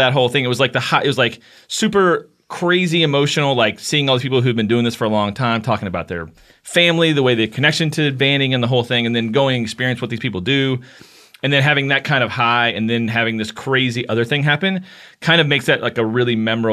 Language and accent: English; Kentucky, United States; moved away; I'll just go to the hospital in my hometown